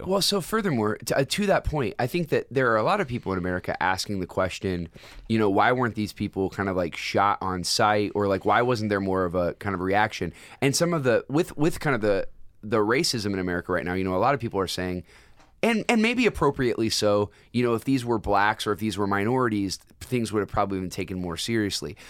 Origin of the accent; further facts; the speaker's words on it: United States; as an American citizen